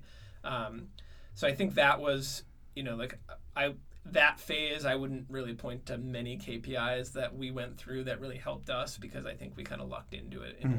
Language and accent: English; Norway, Michigan, United States; also born or lived in San Francisco; I'm from Norway, Michigan. I grew up in the Upper Peninsula.